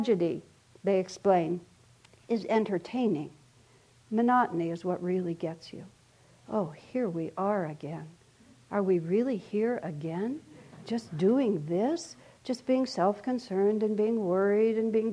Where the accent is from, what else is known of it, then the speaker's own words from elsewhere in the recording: El Paso, Texas, United States; I grew up in El Paso, Texas